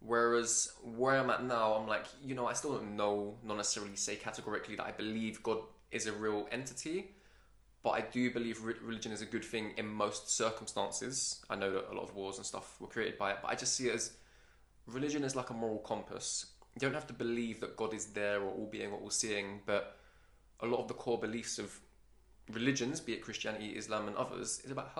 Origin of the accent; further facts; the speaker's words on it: London, United Kingdom; I'm a Londoner, so we don't really speak properly as it is